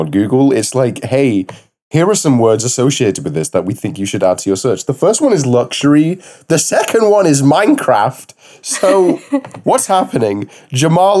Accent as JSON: {"language": "English", "country": "United Kingdom", "said": "I'm your British"}